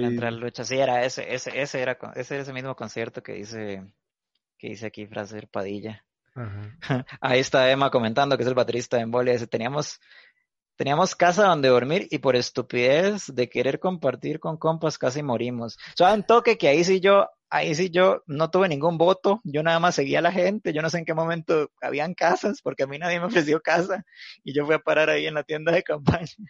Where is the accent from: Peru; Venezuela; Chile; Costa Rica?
Costa Rica; Cañas, Guanacaste; now in Alajuela, Costa Rica; yo soy de Cañas, de Guana, pero ya tengo como unos cinco años. Bueno, es que mi familia es como de Alajuela y a mí como que me fueron a criar al campo